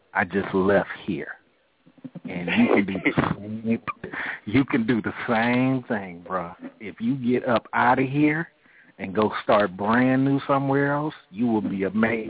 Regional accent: Oakland, California, United States; now in Atlanta, United States; No, I'm from Oakland, California.

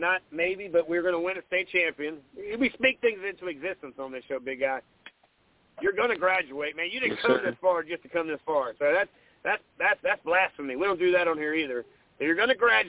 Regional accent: Grand Strand, South Carolina, United States; I grew up on the Grand Strand. I went to Sacastie many moons ago, 1997

